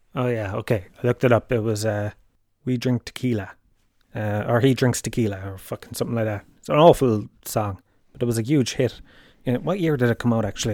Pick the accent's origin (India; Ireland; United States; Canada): Ireland; Tralee, Munster; Holy Family is primary school that I went to in, in Tralee